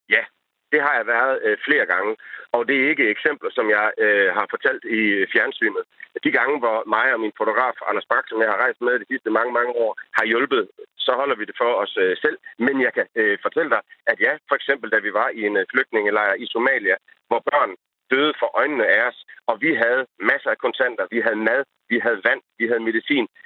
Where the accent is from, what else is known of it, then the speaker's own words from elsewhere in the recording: Denmark; jeg bor i Danmark, jeg er dansker, jeg ser tingene gennem danske briller